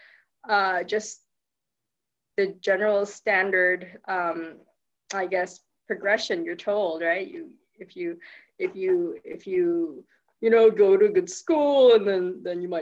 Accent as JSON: {"language": "English", "country": "Philippines", "tie": "born or raised there", "also_born_or_lived": "United States", "moved": "as an adult", "lives_now": "Perth, Australia", "said": "I actually was born and raised in the Philippines, but my parents were Thai."}